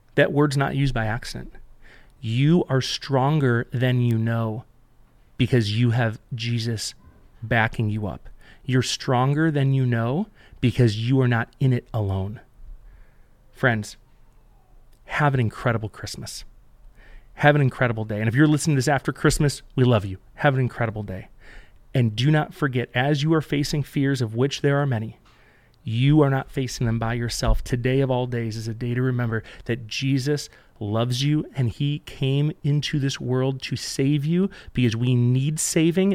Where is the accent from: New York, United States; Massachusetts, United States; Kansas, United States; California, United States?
New York, United States; Buffalo; We grew up in Buffalo